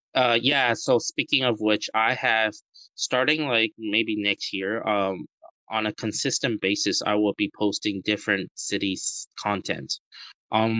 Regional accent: Vancouver, British Columbia, Canada; moved away as an adult; now in Taiwan; I was born in Taiwan, and both of my uh, parents are Taiwanese. And I immigrated to Canada when I was six years old. Um, I went to Vancouver and lived in Vancouver for over 22 years of my life, and I moved back to Taiwan in 2013

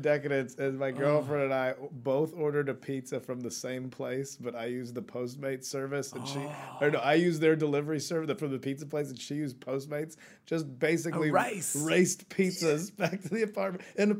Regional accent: United States; And I'm American

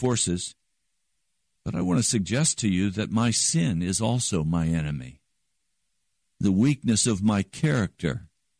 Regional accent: Denver, Colorado, United States; I was raised in cattle country and sheep country. I was born in Denver, Colorado

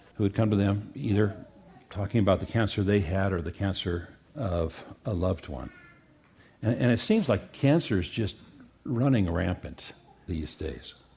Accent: United States; we as American Christians

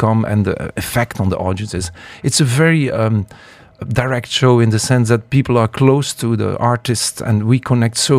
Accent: Ghent, Flanders, Belgium; moved away as an adult; now in United Arab Emirates; I am from Belgium. Yes, I'm born in Ghent, you know, my hometown, and I'm 17 years in the UAE.

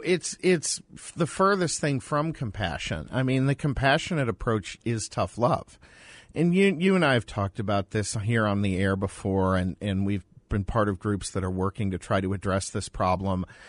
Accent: Boston, Massachusetts, United States; now in Phoenix, United States; I'm from Boston

